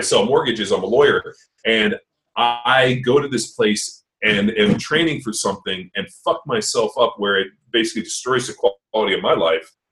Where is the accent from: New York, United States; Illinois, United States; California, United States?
California, United States; Torrance; also born or lived in Palos Verdes; I grew up in Torrance, so uh, Palos Verdes, Torrance